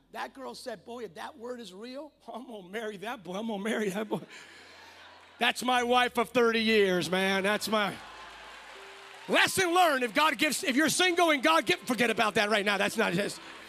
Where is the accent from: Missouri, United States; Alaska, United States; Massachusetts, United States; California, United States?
California, United States; I'm from California.